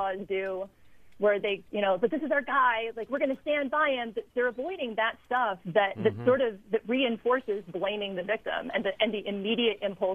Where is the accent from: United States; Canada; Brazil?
United States; Chicago, Illinois; moved away as an adult; my hometown media, and I listened to a lot of sports radio when I lived there